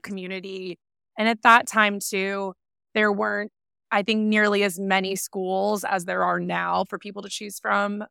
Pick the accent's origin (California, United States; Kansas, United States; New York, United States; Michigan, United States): California, United States; San Clemente; So I grew up in San Clemente, California, little beach town um, near Laguna